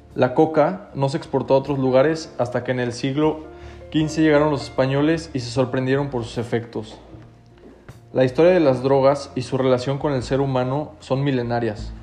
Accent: Mexico; podemos salir adelante todos juntos como mexicanos

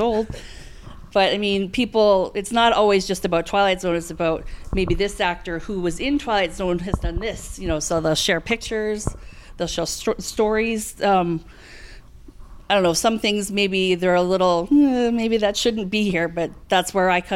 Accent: Canada; I'm from Canada

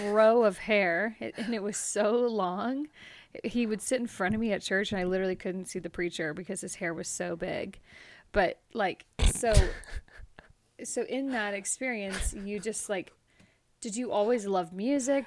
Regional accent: Modesto, California, United States; moved away; born and raised in Modesto, California

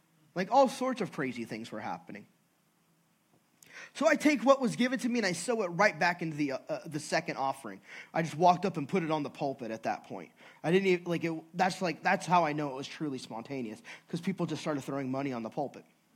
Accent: California, United States; I'm from California.

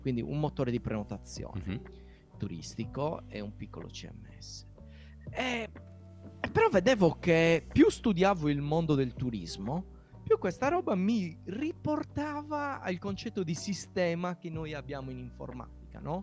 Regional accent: Nuoro, Sardinia, Italy; accent: Sardinian; nella città da dove vengo io, Nuoro

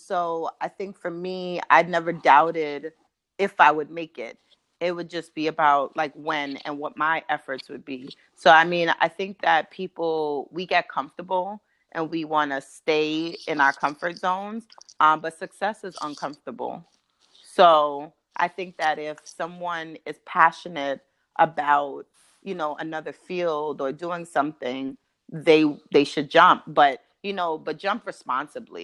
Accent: Brooklyn, New York, United States; moved away as an adult; now in Baltimore, United States; I'm from Brooklyn, New York, and I migrated to Baltimore for graduate school

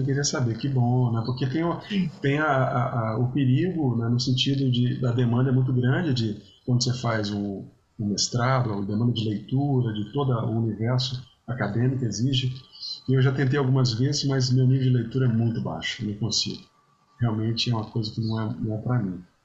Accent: Vitória, Espírito Santo, Brazil; moved away; Vitória sempre vou para é minha terra

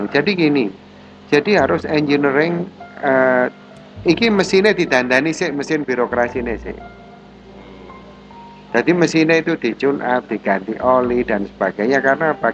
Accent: Malang, East Java, Indonesia; maka lah aku sebagai arek Malang, nasionalisme saya sebagai anak Malang

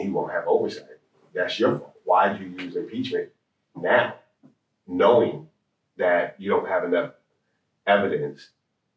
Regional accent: New Jersey, United States; also born or lived in Florida; now in Atlanta, United States; I grew up in New Jersey

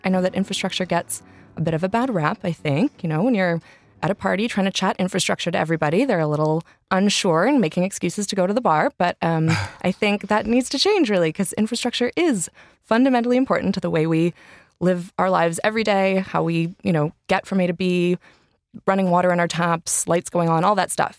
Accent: Vancouver, British Columbia, Canada; moved away as an adult; now in London, United Kingdom; I'm from Canada, grew up in Vancouver, um, but have lived here for about eight years in London

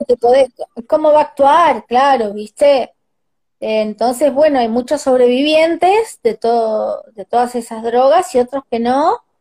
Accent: Argentina; somos los argentinos

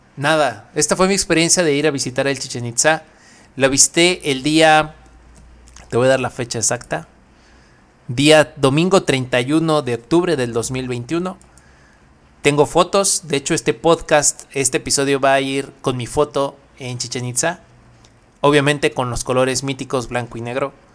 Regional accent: Mexico; es un orgullo decir que somos mexicanos

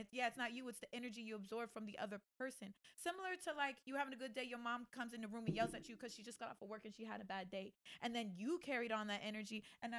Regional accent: Tampa, Florida, United States; moved away as an adult; also born or lived in Atlanta / Los Angeles; We come from Tampa.

